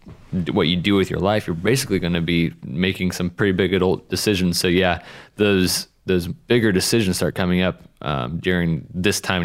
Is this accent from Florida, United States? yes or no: no; Spokane, Washington, United States; moved away; I grew up in Spokane